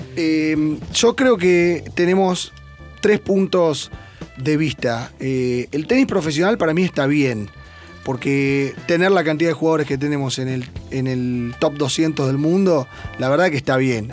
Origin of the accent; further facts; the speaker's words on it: Buenos Aires, Argentina; en mi club, yo soy de Belgrano Athletic desde que nací